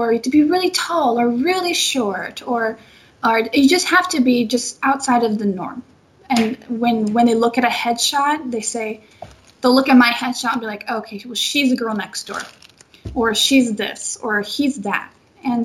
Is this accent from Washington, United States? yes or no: yes; Seattle, Washington, United States; moved away as an adult; now in Los Angeles, United States; I am from Seattle, Washington